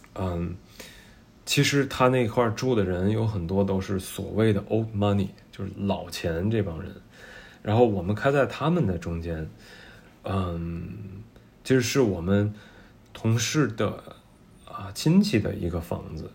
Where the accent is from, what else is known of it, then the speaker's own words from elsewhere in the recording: Tianjin, China; also born or lived in San Francisco; now in Beijing, China; 我们天津人